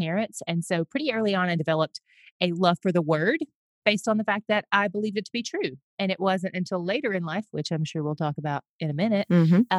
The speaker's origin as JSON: {"language": "English", "town": "Greeneville", "region": "Tennessee", "country": "United States", "tie": "born or raised there", "moved": "yes", "said": "I am born and raised in East Tennessee in a little town there called Greenville."}